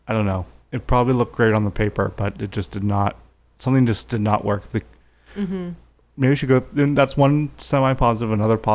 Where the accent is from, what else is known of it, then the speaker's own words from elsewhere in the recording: United States; I'm American